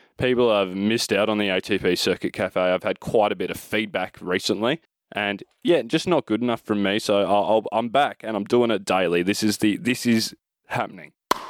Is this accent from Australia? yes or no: yes; Adelaide, South Australia, Australia; That is my hometown, Adelaide.